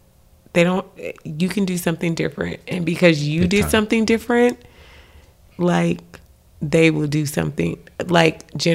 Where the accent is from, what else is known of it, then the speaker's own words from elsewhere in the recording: Los Angeles, California, United States; Compton was a come up. I grew up in Watts, Imperial Court.